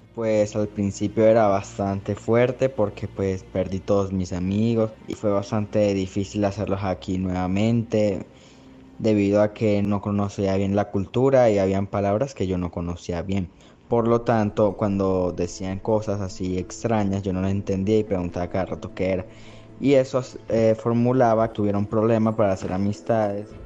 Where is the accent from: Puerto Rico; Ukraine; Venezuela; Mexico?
Venezuela; now in Colombia; Dejar la familia en Venezuela pues fue bastante difícil, pues ahí vivíamos todos